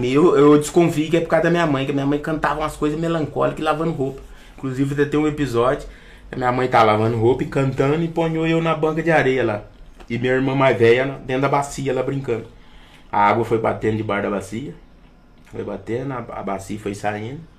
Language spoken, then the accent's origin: Portuguese; São Paulo, Brazil; penso que eu fui criado na, em São Paulo, na, na periferia, né?